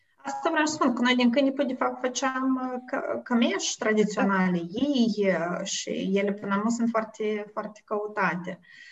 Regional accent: Moldova; moved away as an adult; also born or lived in United States; now in Netherlands; eu sunt din Moldova, asta este, pe mine asta mă definește

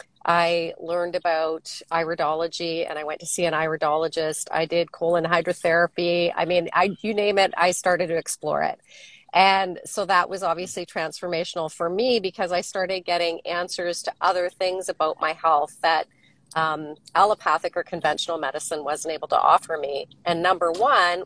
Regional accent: Waterloo, Ontario, Canada; moved away as an adult; also born or lived in West Coast; I grew up in Ontario. I'm from Waterloo originally, and lived there really until my husband and I moved out to the West Coast in the early 90s.

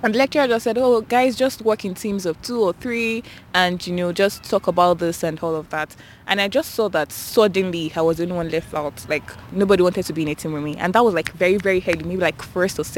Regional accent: Nigeria; moved away as an adult; now in Canada; coming to Canada is the first time, like, coming outside Nigeria.

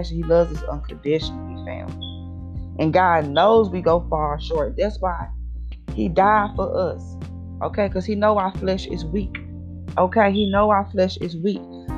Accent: St. Louis, Missouri, United States; also born or lived in Berlin, Germany; I'm all the way from St. Louis, Missouri

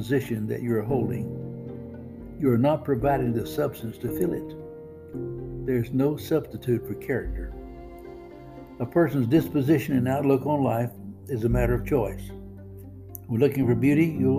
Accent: 20 miles from Port Arthur, Texas, United States; Port Arthur, Texas, just 20 miles from my hometown

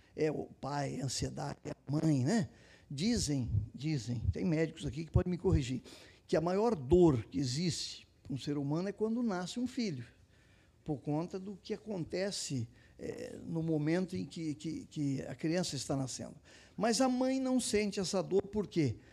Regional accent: São José do Rio Preto, São Paulo, Brazil; also born or lived in Piratininga; Eu nasci em São José do Rio Preto, fui registrado em Piratininga, um tempo depois

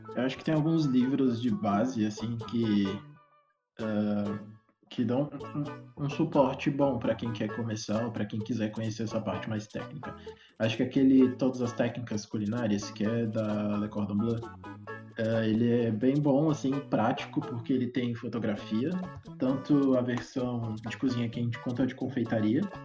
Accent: Brazil; also born or lived in Minas Gerais / Brasília; eu cresci aqui em Minas e Brasília, os dois cerrados, piqui tem, tipo, no quintal de casa

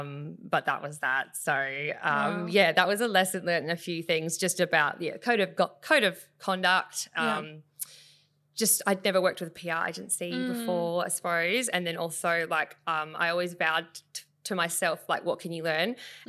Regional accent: Bunbury, Western Australia, Australia; Actually, it even goes back to when I'm from Bunbury. I grew up in mm-hmm. the Southwest Bunbury, and I would enter like photo competitions mm-hmm. down there

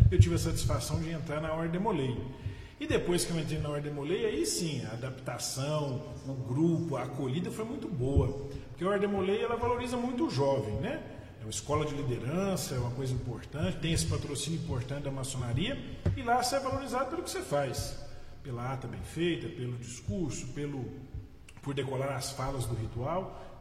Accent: Paracatu, Minas Gerais, Brazil; also born or lived in Araxá; eu nasci em Araxá, sou mineiro, facilmente dá para ver isso pelo sotaque, e com nove anos de idade eu mudei para a cidade de Paracatu.

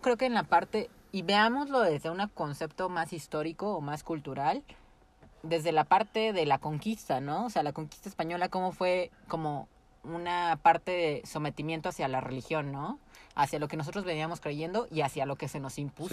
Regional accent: Mexico; somos un pueblo muy

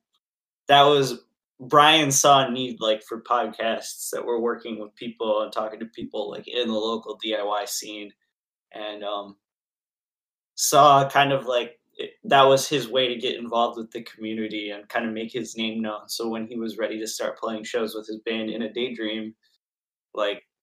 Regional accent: Royal Oak, Michigan, United States; I am from Royal Oak.

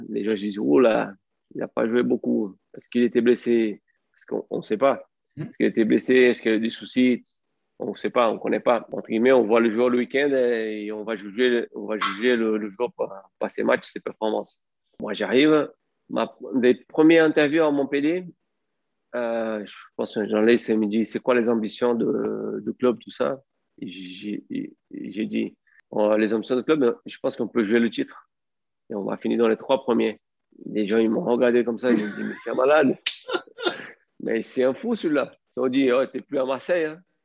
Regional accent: Brazil; French is a second language; moved away as an adult; also born or lived in France; je rentre au Brésil

